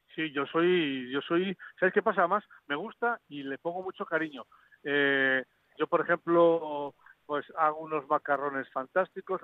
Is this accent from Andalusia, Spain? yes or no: no; Asturias, Spain; now in Madrid, Spain; como buen asturiano